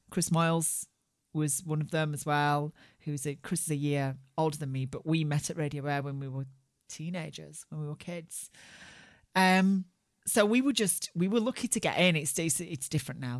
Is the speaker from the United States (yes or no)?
no; Barnsley, Yorkshire and the Humber, United Kingdom; I grew up in Barnsley in the north of England